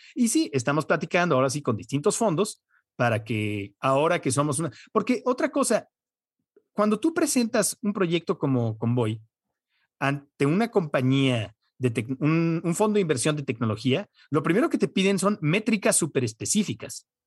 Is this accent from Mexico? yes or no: no; United States; moved away; yo como crecí en Estados Unidos, veo casi todo en inglés